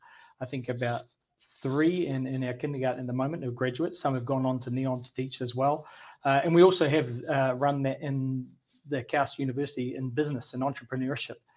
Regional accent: New Zealand; moved away as an adult; now in Saudi Arabia; something I grew up with in New Zealand

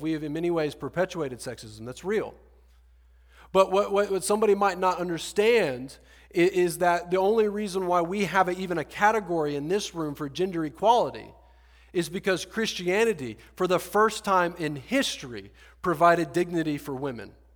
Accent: Deep South, United States; moved away as an adult; now in Austin, United States; I'm from the Deep South Bible Belt

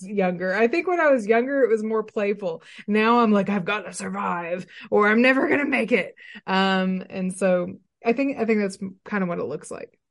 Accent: Arkadelphia, Arkansas, United States; moved away as an adult; now in Northwest Arkansas, United States; I was raised in Arkadelphia, Arkansas

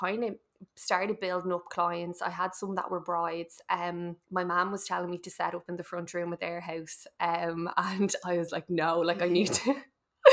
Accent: Dublin, Leinster, Ireland; now in Swords, Ireland; I'm from Carpentersdown, we moved over to Swords

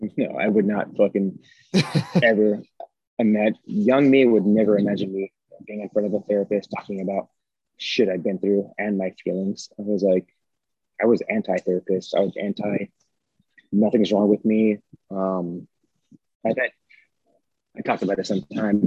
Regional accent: United States; I grew up here in the United States of America

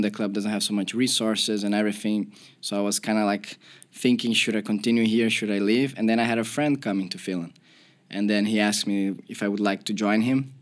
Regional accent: Porto Alegre, Rio Grande do Sul, Brazil; moved away; I'm from Porto Alegre and we have two big clubs in my city

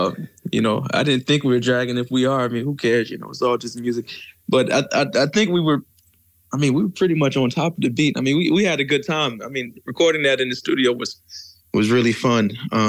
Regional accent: Charlotte, North Carolina, United States; moved away as an adult; now in New York City, United States; Born and raised in Charlotte, North Carolina. Currently live in New York

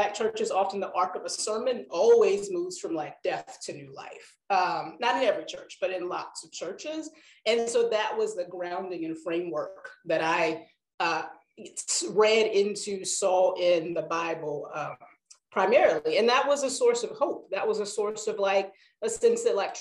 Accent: North Carolina, United States; I grew up in North Carolina

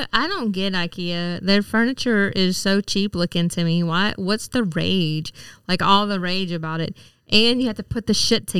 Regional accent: the South, United States; That has been the thing growing up in the South where it was like black people eat fried chicken and watermelon.

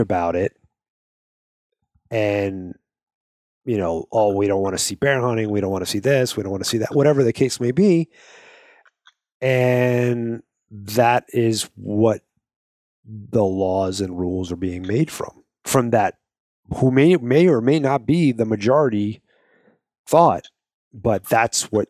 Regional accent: New York, United States; moved away; I was born in New York

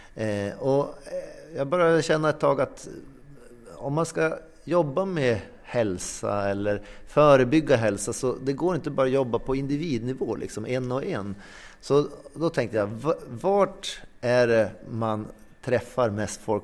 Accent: inland Norrland, Sweden; now in Sävar, Sweden; jag är uppvuxen i Norrlands inland men bor numera i Sävar

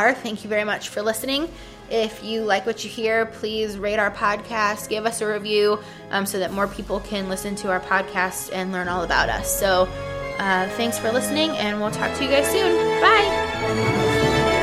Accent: Ohio, United States; I'm from Ohio

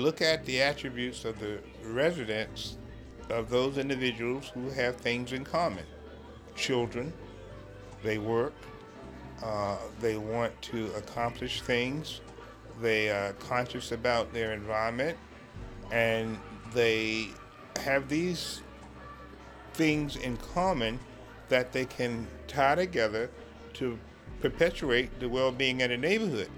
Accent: New Jersey, United States; I grew up in Jersey

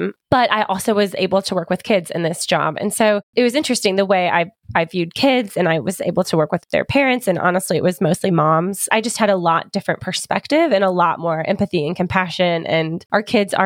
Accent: United States; We are very American

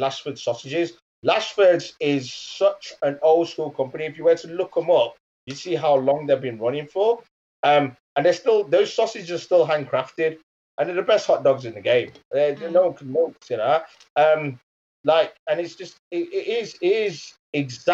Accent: Leicester, East Midlands, United Kingdom; moved away as an adult; also born or lived in Birmingham; Leicester, which is my hometown. But I've spent university and my working life in Birmingham.

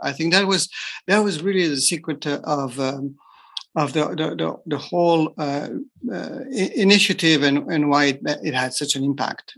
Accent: France; moved away as an adult; also born or lived in Japan; I'm from France, so I was trained in France as as an engineer

